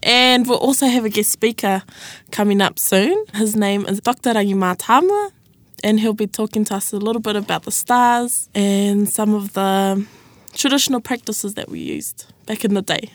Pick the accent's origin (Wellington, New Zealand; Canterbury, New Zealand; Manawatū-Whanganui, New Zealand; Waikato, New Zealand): Waikato, New Zealand; Ngāruawāhia; I'm from Ngāriua Wahia, Waikato, Tūranga Waiwai Te Marae